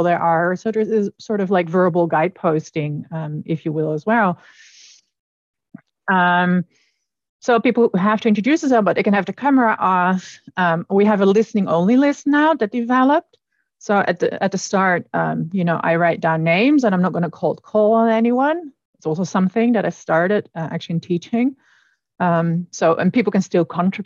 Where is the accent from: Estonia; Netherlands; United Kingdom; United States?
Netherlands; moved away; I come from the Netherlands